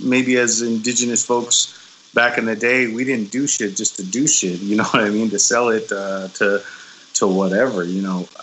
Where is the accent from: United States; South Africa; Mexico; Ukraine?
United States; Black Mesa, Arizona; growing up in Black Mesa